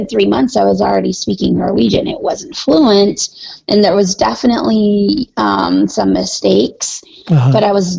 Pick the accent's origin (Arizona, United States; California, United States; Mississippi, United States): Arizona, United States; born there; I was born in Arizona. I had never seen snow before.